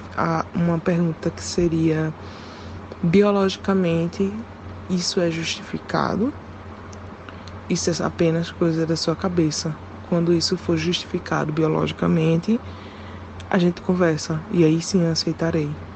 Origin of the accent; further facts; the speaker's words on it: Pernambuco, Brazil; sou do Pernambuco